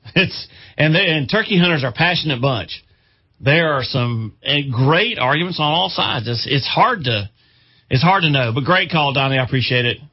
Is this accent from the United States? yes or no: yes; Chester County, South Carolina, United States; I grew up hunting in Chester County